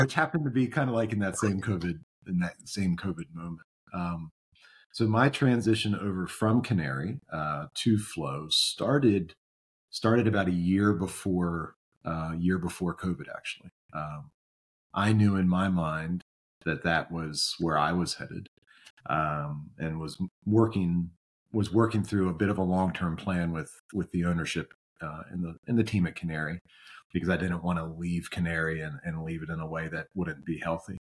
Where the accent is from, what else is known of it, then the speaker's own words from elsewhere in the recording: Maryland, United States; growing up in Maryland, the Orioles, obviously, my team